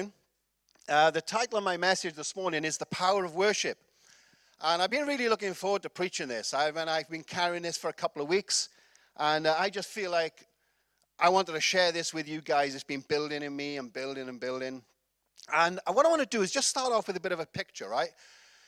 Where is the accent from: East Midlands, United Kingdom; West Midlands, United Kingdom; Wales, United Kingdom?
Wales, United Kingdom; I'm from Wales